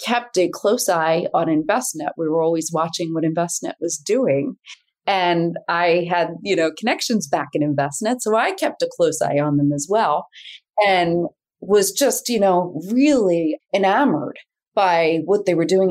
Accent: Philadelphia, Pennsylvania, United States; I was this kid from Northeast Philly.

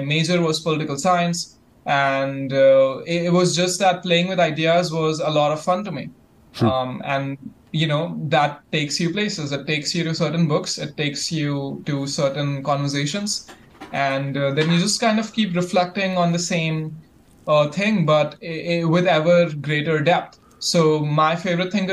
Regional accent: India; my heritage, I'm from India.

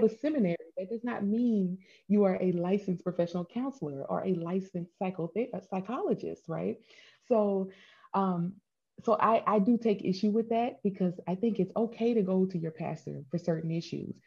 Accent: Hammond, Louisiana, United States; moved away as an adult; also born or lived in Boulder, Colorado; I moved away from a small town in Louisiana. I'm from Hammond, Louisiana

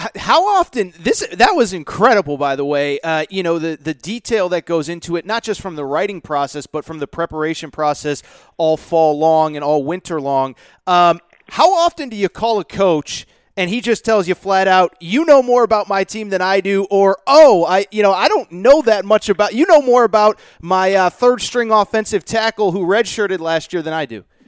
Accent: Connecticut, United States; I grew up in Connecticut

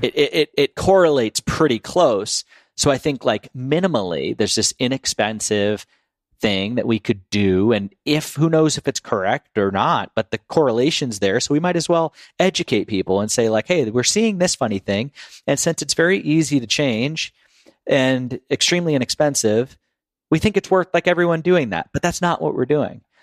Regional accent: Boston, Massachusetts, United States; we're from Boston

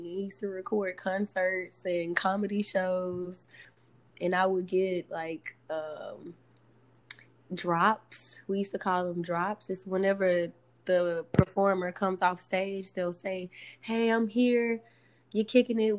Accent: Alabama, United States; also born or lived in Louisiana; I was from Alabama

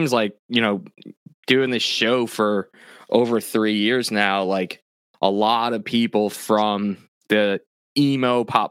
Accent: New York, United States; I had a few contacts, because I grew up on Long Island

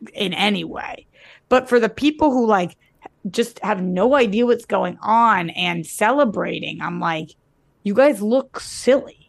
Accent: United States; I'm American

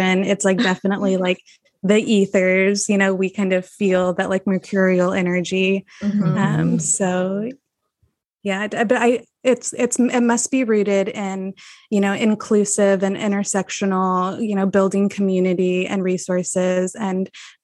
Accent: Texas, United States; I'm born and raised in Texas

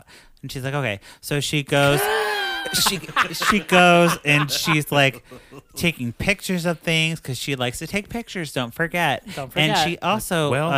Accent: Chicago, Illinois, United States; I'm from Chicago.

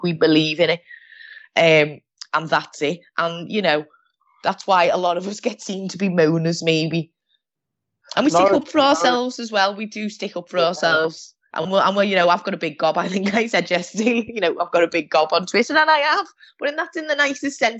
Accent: Liverpool, North West England, United Kingdom; But I'm a Scouser.

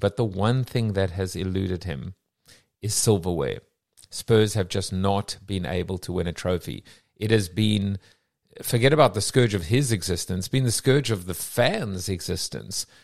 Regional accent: England, United Kingdom; as an Englishman with a, with an English wife, an English kids living in England

